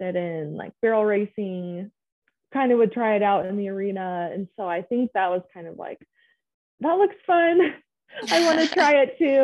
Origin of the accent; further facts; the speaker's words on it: Clinton, Utah, United States; I grew up in Clinton in Davis County. born and raised there